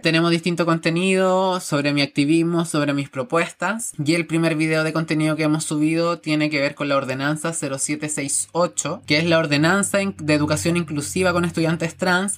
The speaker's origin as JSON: {"language": "Spanish", "country": "Chile", "said": "soy una persona que ama a su país. A mí me encanta Chile"}